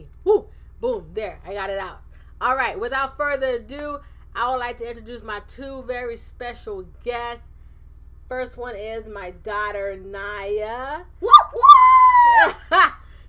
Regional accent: Jamaica; moved away as an adult; This podcast started off as something that I did just after I came from Jamaica back in 2014

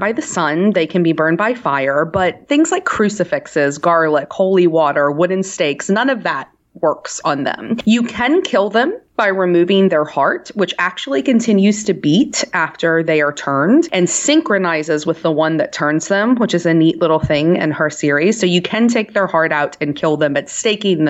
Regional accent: New Orleans, Louisiana, United States; I'm from New Orleans

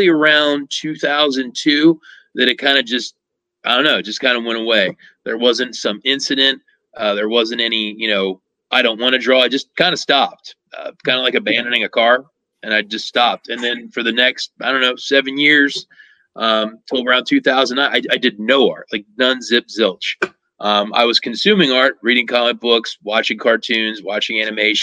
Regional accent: Lancaster, Pennsylvania, United States; in Southeast Pennsylvania, where I grew up in Lancaster

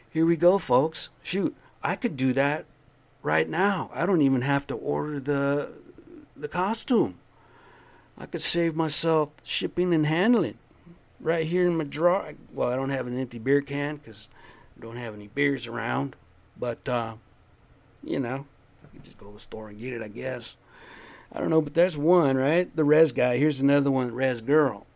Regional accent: United States; I'm American Indian

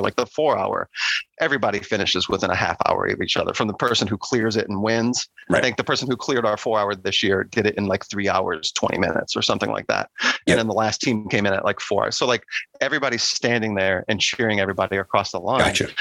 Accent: New Orleans, Louisiana, United States; now in Virginia, United States; I grew up in in New Orleans

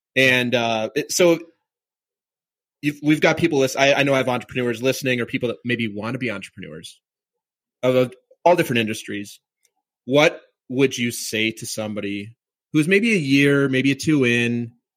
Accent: Minnesota, United States; I grew up in Minnesota

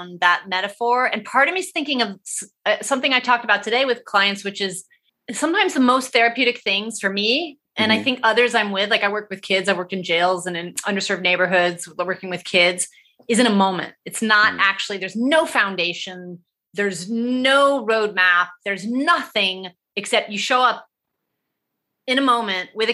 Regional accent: Ohio, United States; now in Los Angeles, United States; I'm raised from Ohio

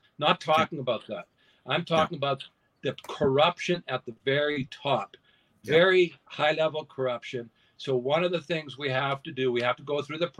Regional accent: Canada; you need to understand, as a Canadian

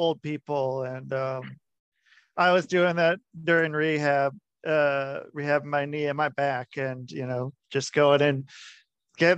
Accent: Cincinnati, Ohio, United States; also born or lived in Utah; now in Connecticut, United States; I was born in Cincinnati.

